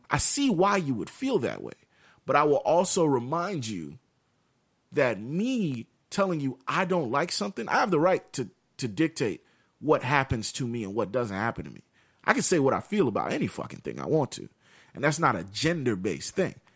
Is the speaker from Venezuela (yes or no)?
no; United States; we we grew up in America